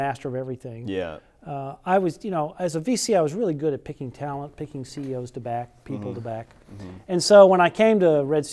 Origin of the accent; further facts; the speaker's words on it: Fort Worth, Texas, United States; moved away; also born or lived in Silicon Valley; I grew up in Fort Worth